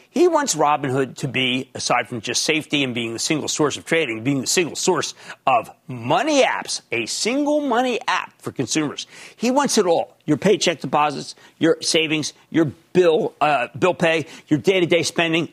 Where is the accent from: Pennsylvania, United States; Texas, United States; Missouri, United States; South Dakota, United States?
Pennsylvania, United States; Philadelphia; accent: Philadelphia; my Philadelphia accent